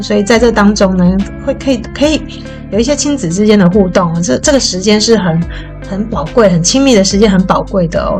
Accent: Taoyuan, Taiwan; 我这个在桃园长大的叛逆女生

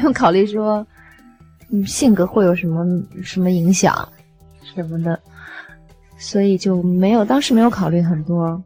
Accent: Beijing, China; 我是北京人

